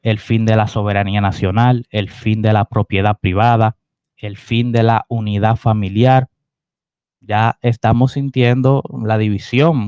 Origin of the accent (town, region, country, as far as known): Dominican Republic